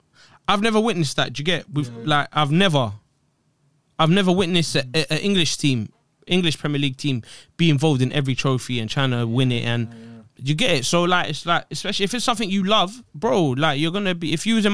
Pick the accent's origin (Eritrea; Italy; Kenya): Eritrea; Eritrea. Country.